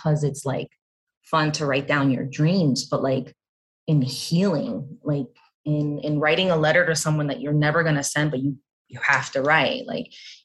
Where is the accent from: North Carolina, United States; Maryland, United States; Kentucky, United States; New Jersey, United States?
New Jersey, United States; I was born here and in Jersey